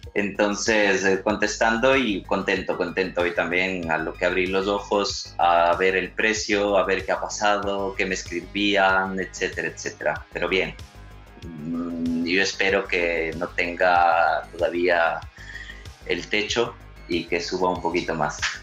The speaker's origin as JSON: {"language": "Spanish", "town": "Quito", "region": "Pichincha", "country": "Ecuador", "tie": "born or raised there", "moved": "yes", "lives_now": "Barcelona, Spain", "said": "mi ciudad natal, en Quito"}